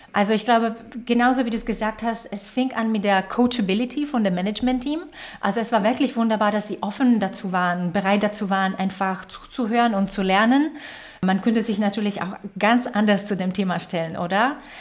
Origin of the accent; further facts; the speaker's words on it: Slovakia; German is a second language; moved away as an adult; also born or lived in Czech Republic / Ireland; now in Germany; Ich komme ursprünglich aus der Slowakei, das hört ihr wahrscheinlich ein bisschen an der Art und Weise, wie ich spreche